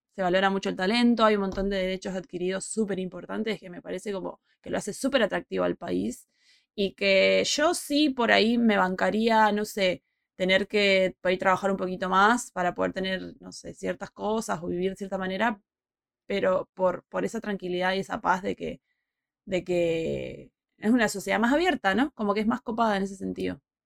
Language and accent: Spanish; Puerto Madryn, Chubut, Argentina; moved away; also born or lived in Buenos Aires / Madrid / Peru; ya me fui de mi ciudad, yo desde Puerto Madryn a vivir a Buenos Aires